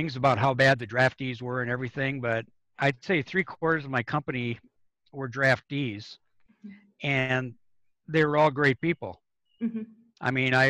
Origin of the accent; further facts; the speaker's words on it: Madison, Wisconsin, United States; moved away as an adult; now in California, United States; I grew up in Madison, Wisconsin